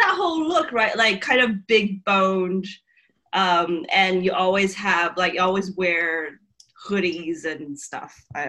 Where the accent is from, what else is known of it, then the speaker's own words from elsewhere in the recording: Taiwan; also born or lived in United States / Shanghai; now in Sydney, Australia; I am from Taiwan, but I live in Sydney at the moment. I've been here for almost 10 years. And even though I do, I've lived in America and also Shanghai, but I spent most of my time in Taiwan, even though nobody thinks I'm actually Taiwanese.